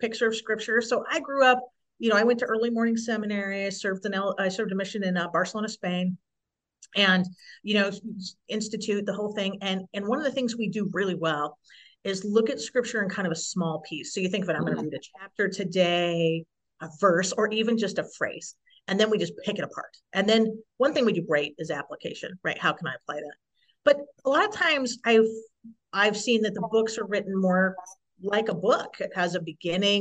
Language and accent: English; San Diego, California, United States; now in Salt Lake City, United States; I grew up in San Diego. I live in the Salt Lake area now